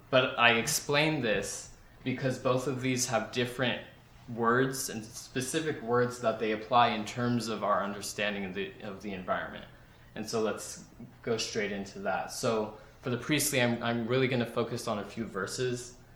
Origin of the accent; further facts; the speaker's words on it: Central Valley, California, United States; moved away as an adult; now in San Luis Obispo, United States; I'm from the Central Valley